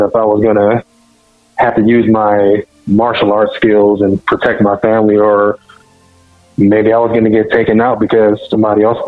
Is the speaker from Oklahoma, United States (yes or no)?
yes; Tulsa, Oklahoma, United States; I'm from Oklahoma in Tulsa